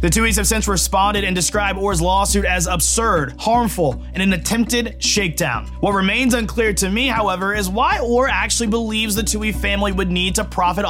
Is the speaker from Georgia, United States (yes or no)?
yes; Georgia, United States; This one, however, comes out of my home state of Georgia.